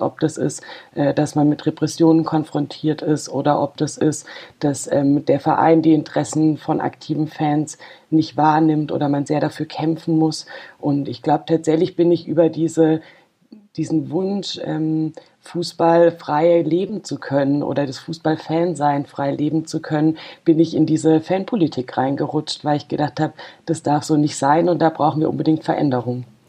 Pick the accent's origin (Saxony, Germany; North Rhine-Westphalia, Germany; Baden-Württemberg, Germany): Baden-Württemberg, Germany; Freiburg; ich komme aus Freiburg, bin da auch geboren